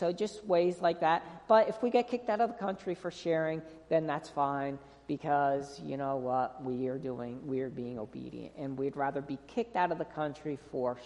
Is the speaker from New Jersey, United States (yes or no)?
yes; New Jersey, United States; moved away as an adult; also born or lived in North Carolina; I am from New Jersey, and I'm Italian